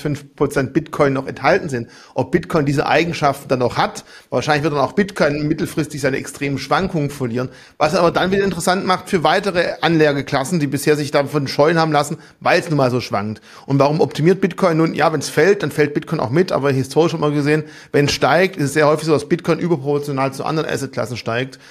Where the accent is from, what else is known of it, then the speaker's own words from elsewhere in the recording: Germany; uns als Deutsche